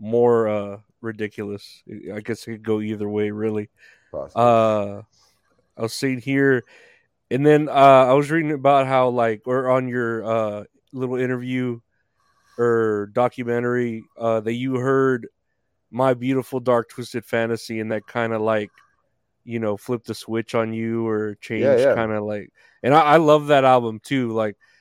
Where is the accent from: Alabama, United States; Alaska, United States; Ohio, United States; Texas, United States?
Texas, United States; I'm here from Texas